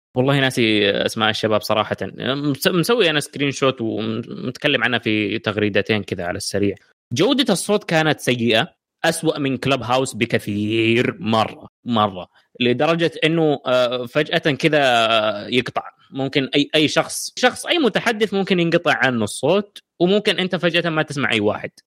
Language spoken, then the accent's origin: Arabic; Saudi Arabia; عندنا في السعودية